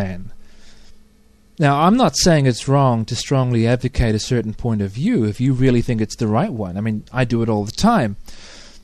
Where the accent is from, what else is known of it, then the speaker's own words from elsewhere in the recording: New Zealand; I'm a New Zealander